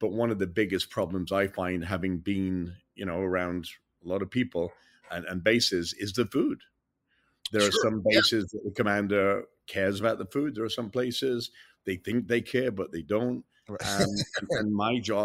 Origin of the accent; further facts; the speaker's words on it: England, United Kingdom; moved away as an adult; now in United States; an English guy that came to America, became a citizen 16, 17, almost 18 years ago